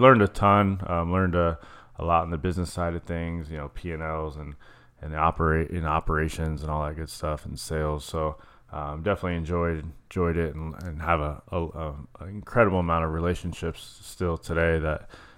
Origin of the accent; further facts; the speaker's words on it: Chandler, Arizona, United States; I was born and raised in Chandler, East Valley